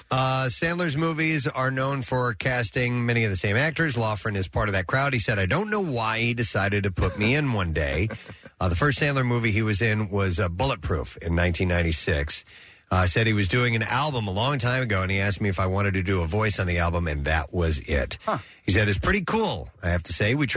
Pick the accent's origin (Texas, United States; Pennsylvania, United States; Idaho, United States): Pennsylvania, United States; Philadelphia; growing up in the Northeast shaped me. I played sports every day. That was my passion. Northeast Philly was a unique place growing up, and I carry that with me everywhere.